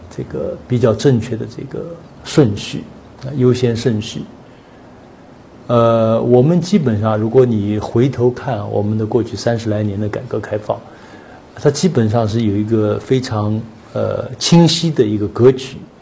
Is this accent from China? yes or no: yes; China; 我们中国人